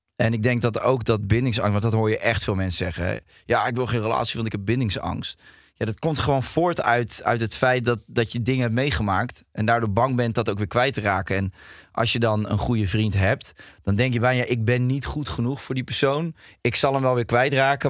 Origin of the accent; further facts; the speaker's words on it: Rotterdam, South Holland, Netherlands; moved away as an adult; now in Ibiza, Spain; Ik kom uit Rotterdam. Ik vind het een hele leuke stad. En ik woon nu op Ibiza.